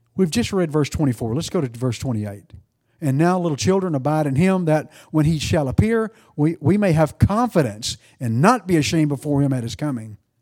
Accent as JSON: {"language": "English", "region": "East Texas", "country": "United States", "accent": "East Texan", "said": "I'm East Texan"}